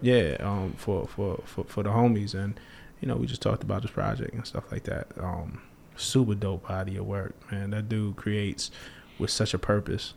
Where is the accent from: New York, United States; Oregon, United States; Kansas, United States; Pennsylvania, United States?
New York, United States; New York City; I'm from Flatbush, Brooklyn